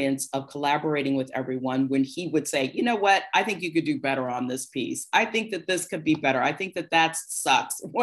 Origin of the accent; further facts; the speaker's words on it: Cincinnati, Ohio, United States; moved away; also born or lived in New York; I was from Cincinnati